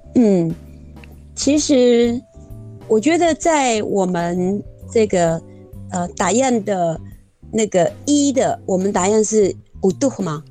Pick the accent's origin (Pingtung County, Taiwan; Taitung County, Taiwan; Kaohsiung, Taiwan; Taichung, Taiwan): Taichung, Taiwan; Lishan; moved away; also born or lived in Meihua, Jianshi Township, Hsinchu County; 我的原生地是在，呃，台中县梨山